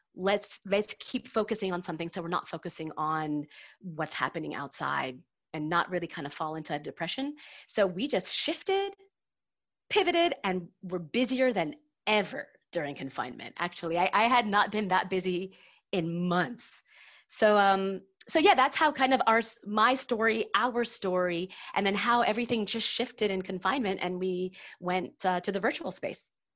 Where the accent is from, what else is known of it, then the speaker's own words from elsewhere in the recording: United States; now in Paris, France; I am an American expat living in Paris, happily married to a Frenchie.